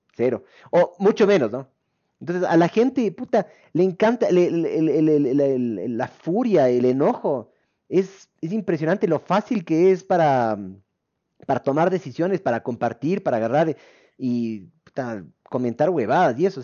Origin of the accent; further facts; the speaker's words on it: Ecuador; nosotros como ecuatorianos